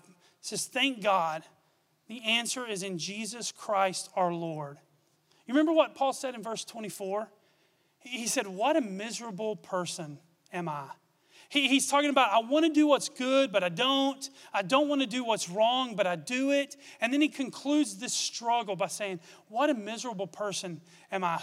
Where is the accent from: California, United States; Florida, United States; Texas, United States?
Texas, United States; Gorman; I grew up in Gorman, Texas, about 30 miles from here.